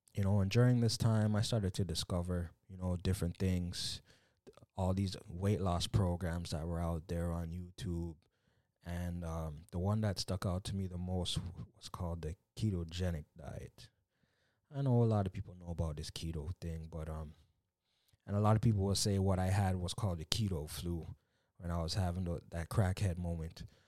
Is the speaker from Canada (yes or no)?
yes; Canada; coming from a Jamaican background, you know, I was born in Canada